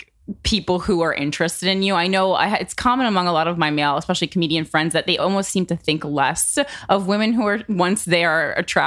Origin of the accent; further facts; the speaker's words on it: Union, New Jersey, United States; Oh, I'm from Union.